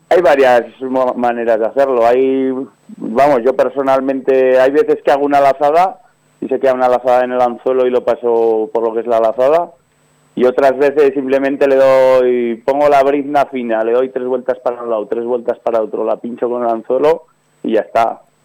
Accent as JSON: {"language": "Spanish", "area": "Soria", "region": "Castile and León", "country": "Spain", "said": "de aquí de mi, de mi pueblo"}